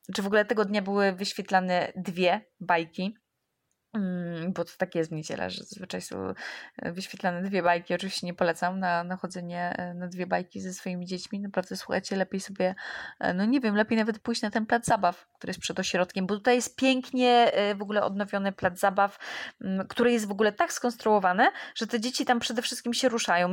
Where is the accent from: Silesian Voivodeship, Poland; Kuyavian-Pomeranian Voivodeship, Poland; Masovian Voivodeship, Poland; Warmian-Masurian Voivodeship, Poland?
Masovian Voivodeship, Poland; Warsaw; ja jestem z Warszawy